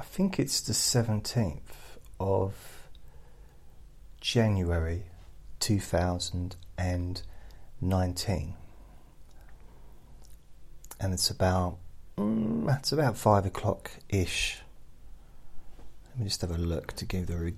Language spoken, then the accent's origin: English; England, United Kingdom; as an English person